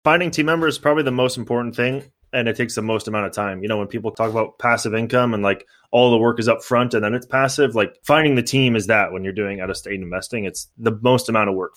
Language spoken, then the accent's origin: English; San Mateo, California, United States; moved away as an adult; now in Los Angeles, United States; I grew up in San Mateo, and then now I live in Los Angeles